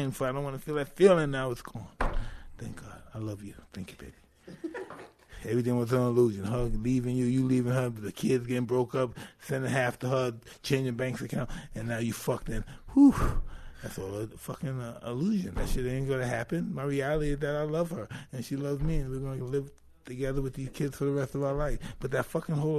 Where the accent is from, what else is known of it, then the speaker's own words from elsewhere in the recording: New York City, New York, United States; I come from Brownsville, so I know bad.